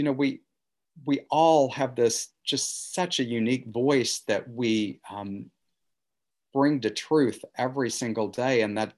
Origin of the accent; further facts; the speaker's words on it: the Ozarks, United States; I felt, you know, as a kid growing up in the Ozarks, that there was a golden key that was passed around in Manhattan